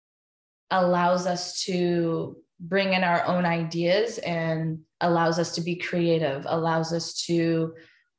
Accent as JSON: {"language": "English", "town": "Anaheim", "region": "California", "country": "United States", "tie": "born or raised there", "said": "growing up in Anaheim"}